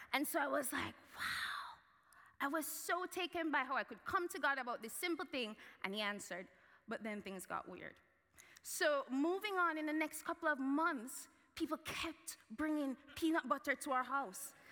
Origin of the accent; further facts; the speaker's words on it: Jamaica; moved away; I grew up in Jamaica